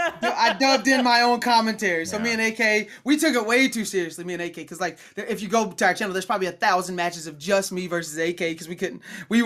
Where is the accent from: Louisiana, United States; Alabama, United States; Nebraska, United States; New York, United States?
Alabama, United States; now in Oklahoma, United States; My hometown is in Alabama, so I would drive from Oklahoma to Alabama, and that's 11 hours back and forth.